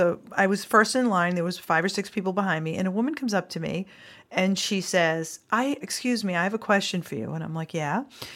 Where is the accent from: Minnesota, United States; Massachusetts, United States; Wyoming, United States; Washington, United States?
Massachusetts, United States; We're from Massachusetts.